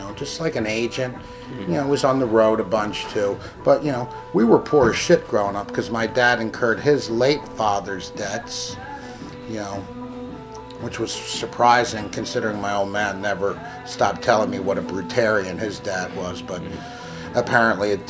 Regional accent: Philadelphia, Pennsylvania, United States; I was born right here in Philadelphia circa 1960. Well, not circa 1960, actually 1960. Northeast Philadelphia

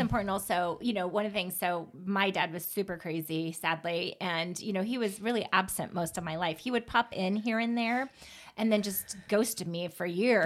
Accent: Pacific Northwest, United States; I grew up in the Pacific Northwest with all the serial killers

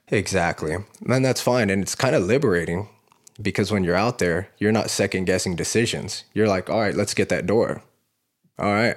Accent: Fort Worth, Texas, United States; I grew up in, uh, South Fort Worth

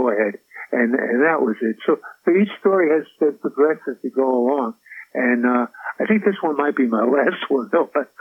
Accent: New York City, New York, United States; also born or lived in Brooklyn, New York / Manhattan, New York / Queens, New York / Staten Island, New York; I feel I'm a New Yorker, born and bred. As I used to say, born in Brooklyn, we were raised in the Bronx

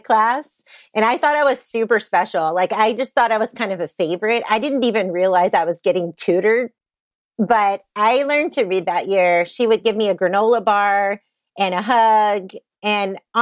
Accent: Southeast Texas, United States; moved away as an adult; now in Kansas, United States; I grew up in Southeast Texas

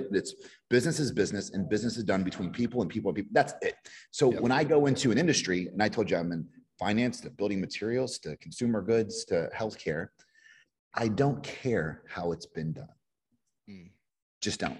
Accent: Kentucky, United States; moved away; when I was a kid from Kentucky

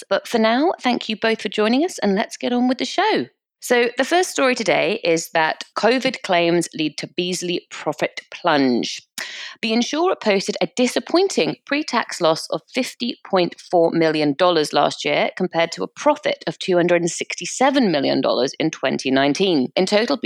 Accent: United Kingdom; we're British

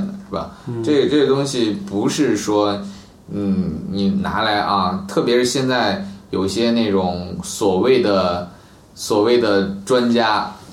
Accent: China; 我们中国人

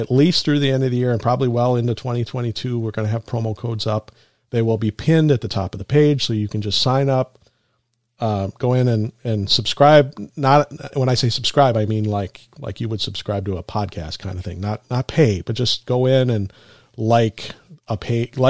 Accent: Minnesota, United States; I'm from Minnesota, upper Midwest

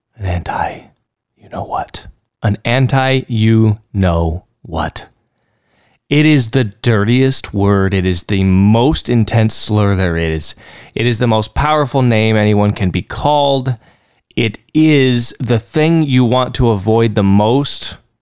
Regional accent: Texas, United States; accent: Texan; I learned to spell Texan first, and then I learned to spell English later on.

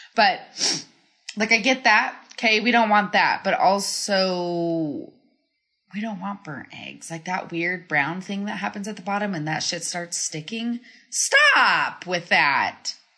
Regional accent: Colorado, United States; I'm from Colorado

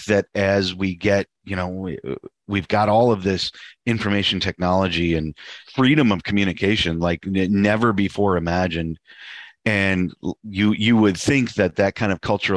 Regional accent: United States; as an American

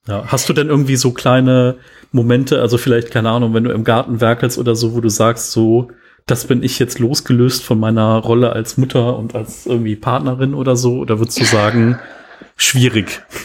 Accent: Cologne, North Rhine-Westphalia, Germany; accent: Rhenish; Weil hier in Köln ist so, als ich bin in Köln geboren und äh, der, der rheinische Akzent kommt bei mir manchmal so ein bisschen oder Dialekt kommt so ein bisschen durch

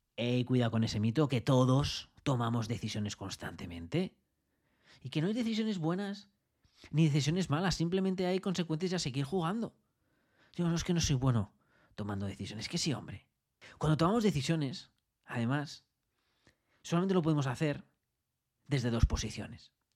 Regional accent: Madrid, Community of Madrid, Spain; moved away as an adult; now in Australia; yo nací en Madrid

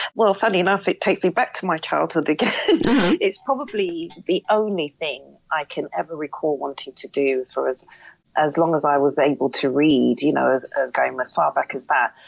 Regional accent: London, United Kingdom; also born or lived in Birmingham; we moved to London, and that's where my accent comes from, and that's where I was raised.

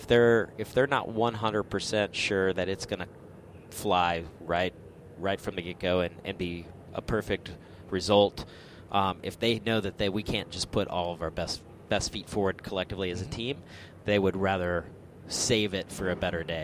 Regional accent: Michigan, United States; I was the only professional sports car racer that lives in Michigan, born in Michigan

